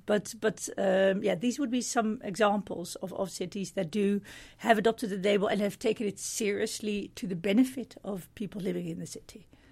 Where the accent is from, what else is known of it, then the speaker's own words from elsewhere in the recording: Middelburg, Zeeland, Netherlands; I'm from Middelburg in the, in the Netherlands